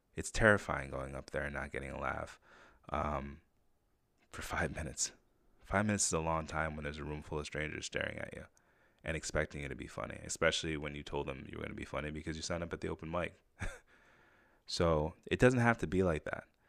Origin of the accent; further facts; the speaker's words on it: Saratoga Springs, New York, United States; also born or lived in Jamaica; When I grew up in Saratoga, I was one of the only black kids in the area.